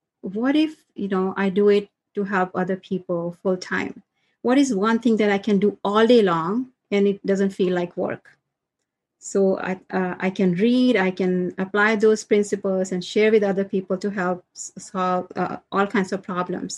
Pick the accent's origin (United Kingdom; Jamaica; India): India; moved away as an adult; now in United States; I'm from India, originally from India, and settled in US. I came to US after marriage.